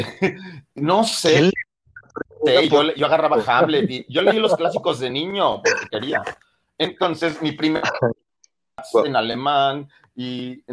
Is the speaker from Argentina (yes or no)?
no; Mexico City, Mexico; De la Ciudad de México, Chilango.